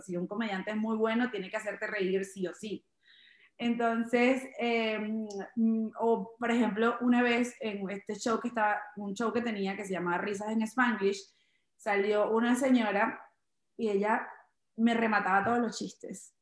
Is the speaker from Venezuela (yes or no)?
yes; Chaguaramas, Guárico, Venezuela; now in New York, United States; Es un pueblo pequeño eh, donde eh, estudié todas hasta mis 16 años